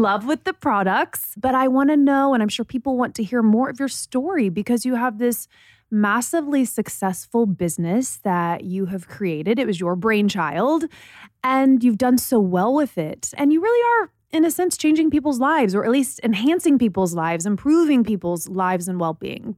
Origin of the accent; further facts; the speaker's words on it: Indiana, United States; moved away; I'm from Indiana